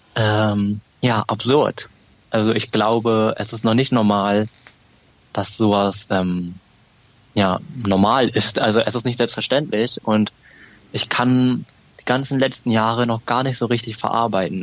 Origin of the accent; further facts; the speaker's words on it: Berlin, Germany; als Berliner ist es natürlich auch ein Standortvorteil, hier in Berlin zu wohnen